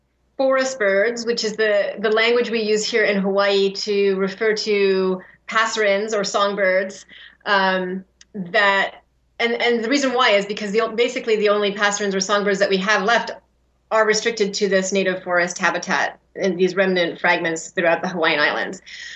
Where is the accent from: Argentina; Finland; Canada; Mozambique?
Canada; British Columbia; now in Kauai, United States; But I grew up in British Columbia